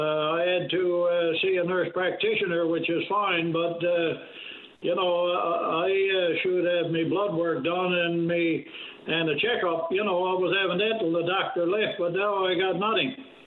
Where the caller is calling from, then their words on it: Bishop's Falls, Newfoundland and Labrador, Canada; I'm calling you from Bishop Falls.